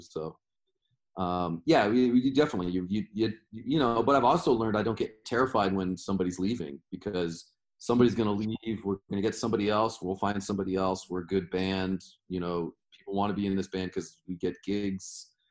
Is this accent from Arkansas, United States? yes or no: no; Washington, United States; I'm from Washington State